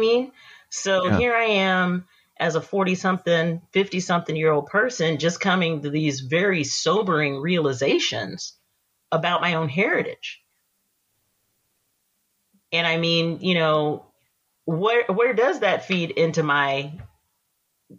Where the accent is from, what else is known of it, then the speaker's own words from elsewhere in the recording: East Texas, United States; moved away as an adult; I grew up in East Texas.